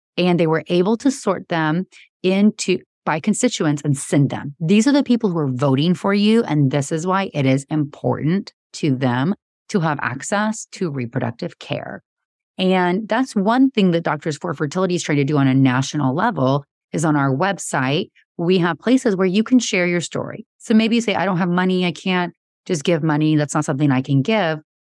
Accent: Georgia, United States; now in Texas, United States; I grew up in Georgia

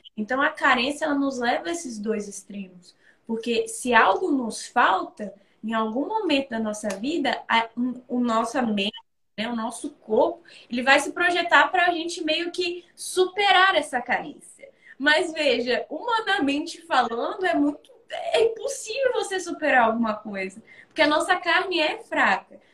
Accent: Espírito Santo, Brazil; Sou aqui do Espírito Santo

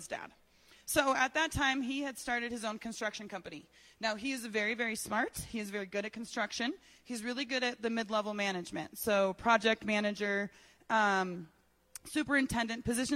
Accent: Colorado Springs, Colorado, United States; I was born here in Colorado Springs.

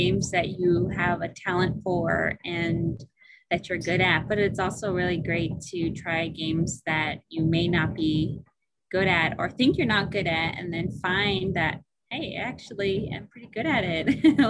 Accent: Nome, Alaska, United States; now in Fairbanks, United States; I'm from Nome, Sitnasauk. I'm Inupiaq. And I live in Fairbanks right now.

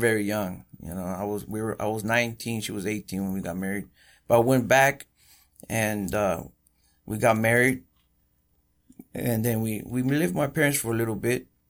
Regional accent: Coachella Valley, California, United States; born or raised there; also born or lived in Bellflower, Los Angeles / Huntington Park

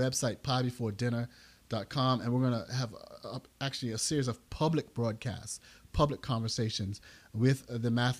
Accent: Bermuda; now in United States; Yeah, I'm originally from Bermuda. That's my country.

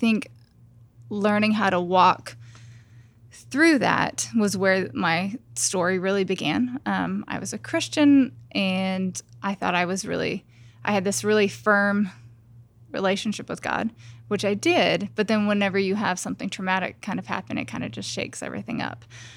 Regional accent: New Mexico, United States; moved away as an adult; also born or lived in Los Angeles; I grew up in New Mexico, and then after college, I moved to Los Angeles, and so I lived there for 10 years

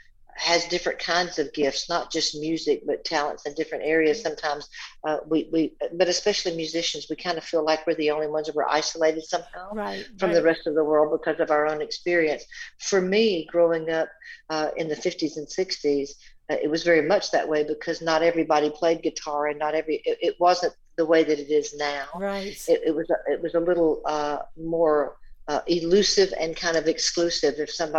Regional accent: the South, United States; Making up little songs and being exposed to music most of my life in small Southern Baptist churches growing up in the South.

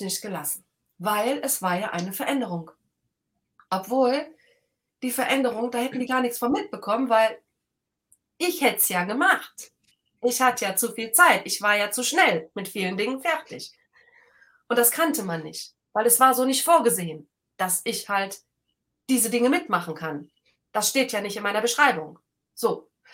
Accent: Rhineland, Germany; ich bin halt ein Rheinländer

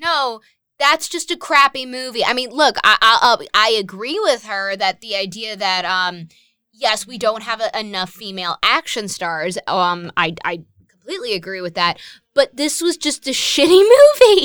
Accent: Westchester, New York, United States; I'm from Westchester, New York

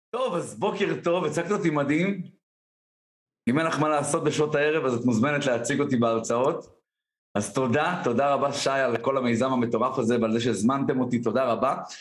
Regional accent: Tiberias, Northern District, Israel; גדלתי בשיכון ד' בטבריה

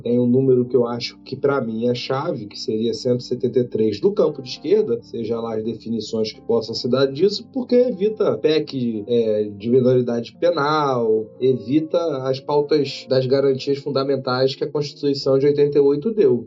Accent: Rio de Janeiro, Brazil; sou oriunda da Maré.

